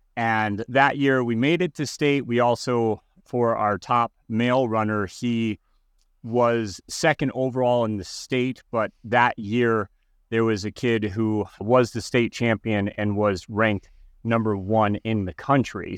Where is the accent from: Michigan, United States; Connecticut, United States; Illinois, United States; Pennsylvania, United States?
Connecticut, United States; I was growing up in Connecticut